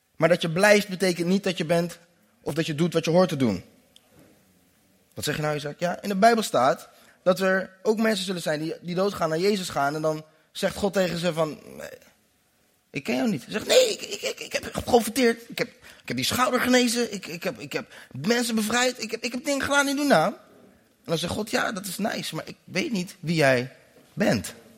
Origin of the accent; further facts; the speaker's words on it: Netherlands; Ik ben in Nederland geboren